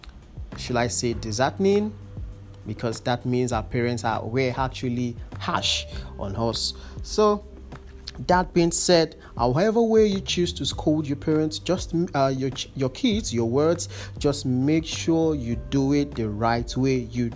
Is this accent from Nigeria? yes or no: yes; Nigeria; As a Nigerian, you have to be motivated as a youth corps member, and you're serving your country.